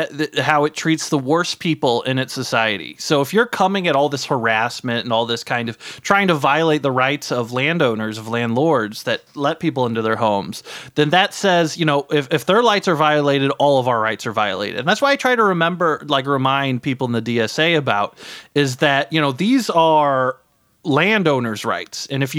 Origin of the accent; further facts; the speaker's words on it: Brooklyn, New York, United States; here in my hometown, Brooklyn, New York, right?